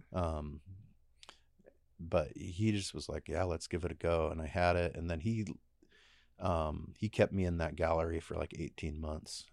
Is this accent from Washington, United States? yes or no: yes; Enumclaw, Washington, United States; growing up in Enumclaw, it wasn't like um, it wasn't appealing.